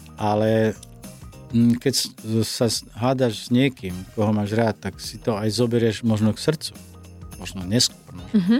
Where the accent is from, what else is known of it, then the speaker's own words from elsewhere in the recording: Slovakia; Som Slovák